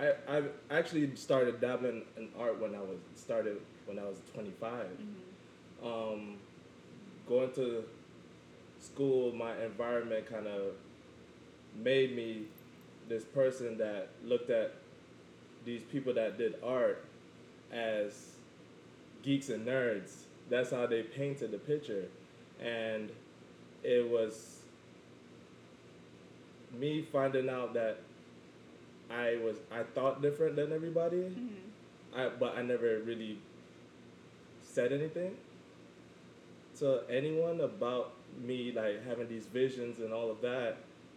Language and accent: English; Jamaica; let me get into my background. I am Jamaican and I'm quarter Chinese.